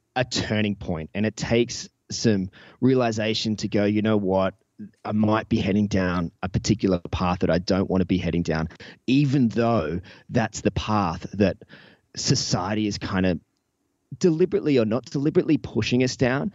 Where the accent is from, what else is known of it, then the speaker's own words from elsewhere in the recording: Newcastle, New South Wales, Australia; my hometown here of Newcastle